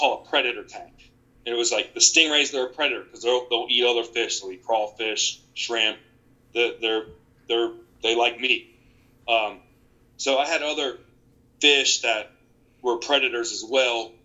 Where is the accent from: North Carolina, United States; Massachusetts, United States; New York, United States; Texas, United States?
North Carolina, United States; Eastern; I'm from Eastern North Carolina